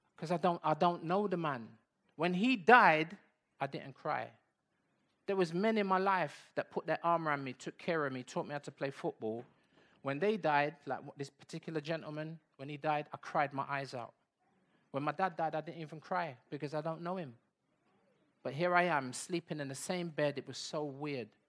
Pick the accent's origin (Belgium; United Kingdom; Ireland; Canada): United Kingdom; London; also born or lived in Bedford / Saint Anne's; we came back to London. I was born in Bedford, but we never went back to Bedford.